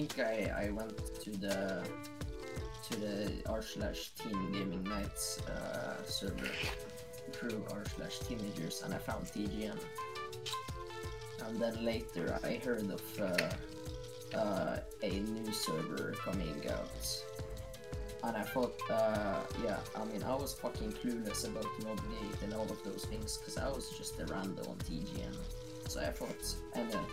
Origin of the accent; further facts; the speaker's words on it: Norway; I'm from Norway